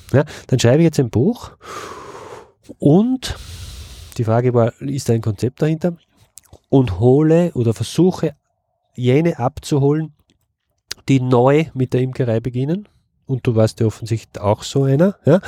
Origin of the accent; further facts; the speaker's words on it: Upper Austria, Austria; moved away as an adult; now in Vienna, Austria; Ich bin aus Oberösterreich und ich bin noch fürs Studium und schlussendlich auch für die Arbeit nach, nach Wien gezogen. Und in Oberösterreich hatten wir in meiner Kindheit immer Bienen